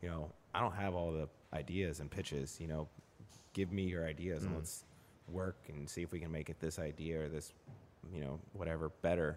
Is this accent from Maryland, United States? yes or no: no; Dallas, Texas, United States; moved away; also born or lived in Connecticut; I'm originally from Dallas